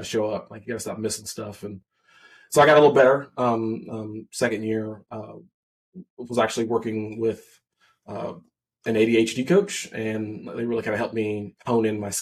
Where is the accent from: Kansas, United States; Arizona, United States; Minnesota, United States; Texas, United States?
Kansas, United States; I'm actually from Kansas